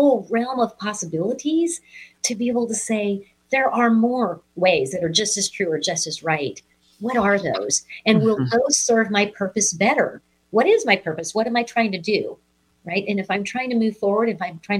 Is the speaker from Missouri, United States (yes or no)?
yes; Missouri, United States; I'm from the Show Me State. I'm from Missouri